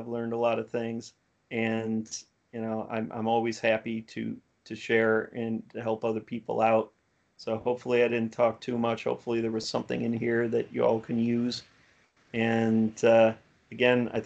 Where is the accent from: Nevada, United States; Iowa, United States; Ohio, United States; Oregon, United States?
Ohio, United States; Cleveland; now in Houston, United States; I'm from Cleveland, Ohio originally